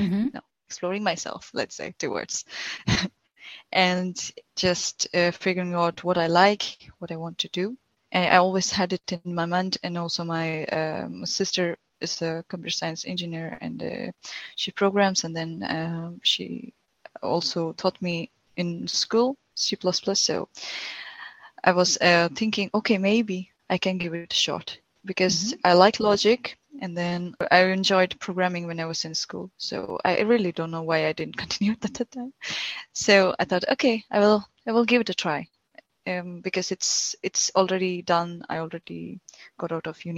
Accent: India; now in Hamburg, Germany; I'm from India and currently living in Hamburg.

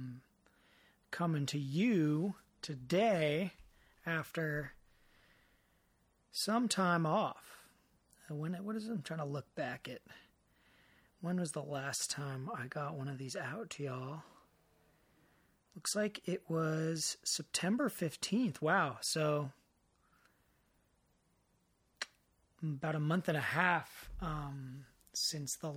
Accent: Marin, California, United States; growing up in Marin, the birthplace of mountain biking.

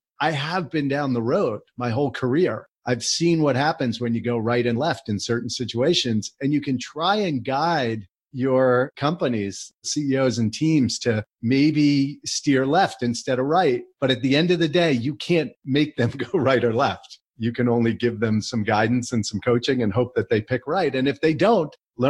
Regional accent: New Jersey, United States; also born or lived in College Park, Maryland; I grew up in New Jersey

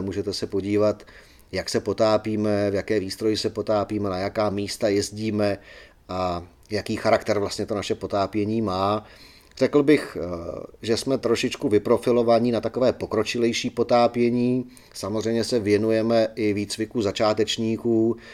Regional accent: Czechia; jsme Češi

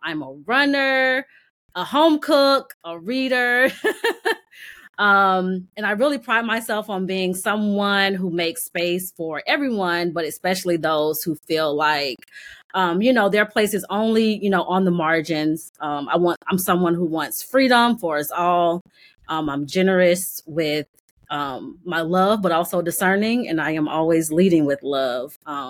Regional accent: Columbus, Georgia, United States; moved away as an adult; now in Atlanta, United States; I am originally from Columbus, Georgia, but I've lived in Atlanta all of my adult life. But born and raised in Columbus, moved to Atlanta for school.

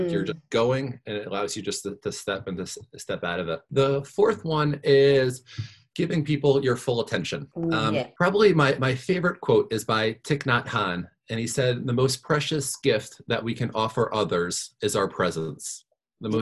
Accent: New York, United States; also born or lived in Virginia; I grew up in New York

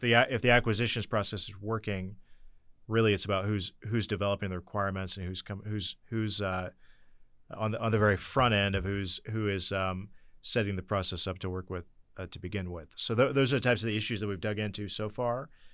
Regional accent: Northeast Indiana, United States; I come from Northeast Indiana

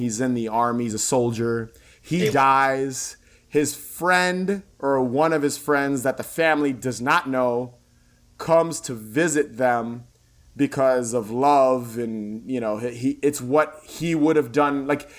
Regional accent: East Coast, United States; Even though I'm from the East Coast, so I'm used to like cold weather, fall leaves.

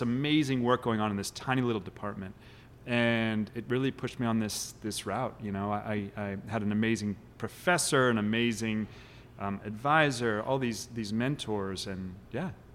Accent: Kansas City, Missouri, United States; I grew up in Kansas City

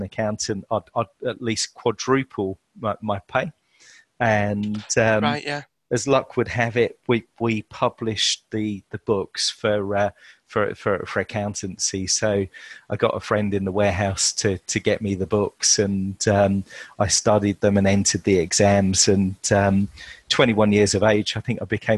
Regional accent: Chelmsford, East of England, United Kingdom; I was born in Chelmsford, Essex, to Yorkshire parentage.

